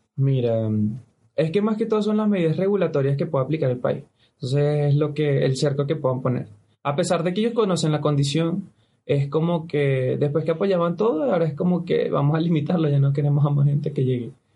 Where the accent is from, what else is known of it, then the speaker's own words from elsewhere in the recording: Venezuela; now in Ecuador; somos tres venezolanos que vivimos en Ecuador